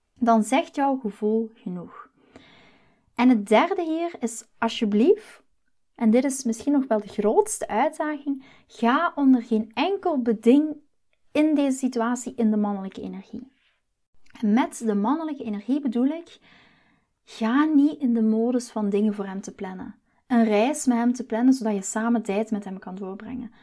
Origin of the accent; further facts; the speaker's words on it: Belgium; moved away as an adult; now in Netherlands; ik ben Belg. Maar de liefde, dus mijn man Chris, heeft mij naar Nederland gebracht.